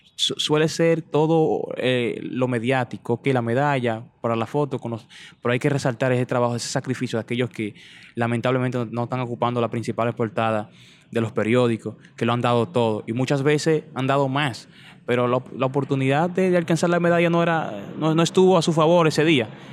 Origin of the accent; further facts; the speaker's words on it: Dominican Republic; yo nací, me crié en y me terminé de criar, diría que en, La Flores, barrio La Flores, en Vallaguana